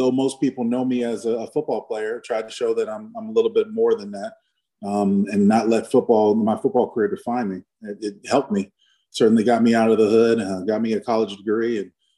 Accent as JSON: {"language": "English", "town": "San Diego", "region": "California", "country": "United States", "tie": "born or raised there", "also_born_or_lived": "Seattle, Washington", "moved": "as an adult", "said": "I grew up in San Diego, Southeast San Diego, in Skyline area."}